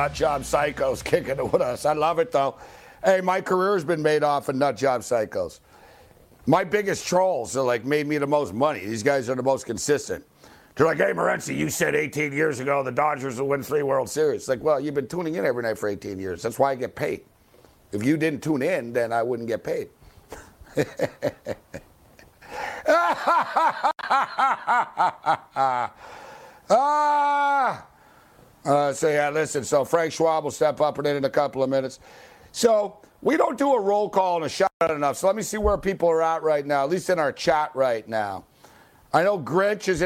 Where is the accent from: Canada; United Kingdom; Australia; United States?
Canada; Montreal, Quebec; I'm from Montreal